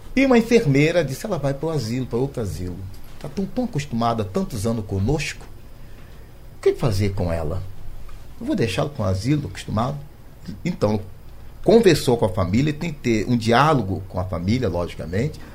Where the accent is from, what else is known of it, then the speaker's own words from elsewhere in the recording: Rio de Janeiro, Brazil; Eu sou do Rio de Janeiro